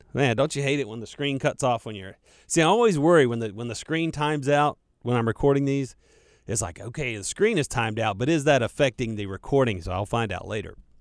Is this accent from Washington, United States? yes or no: no; Charlotte, North Carolina, United States; accent: western Mecklenburg County drawl; I was raised right here in Charlotte. I'm a Charlotte native.